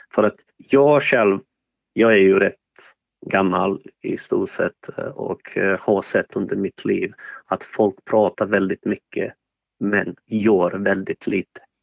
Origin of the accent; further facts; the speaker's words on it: Sarajevo, Federation of Bosnia and Herzegovina, Bosnia & Herzegovina; Swedish is a second language; now in Sweden; jag är från ursprungligen, jag är född eh, i Sarajevo